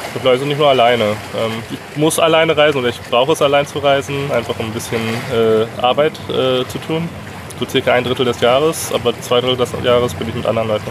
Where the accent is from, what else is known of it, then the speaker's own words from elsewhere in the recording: Herford, North Rhine-Westphalia, Germany; moved away as an adult; Ich habe schon noch relativ großen Bezug zu meiner Heimatstadt in Deutschland. Ich komme aus Herford in Ostwestfalen.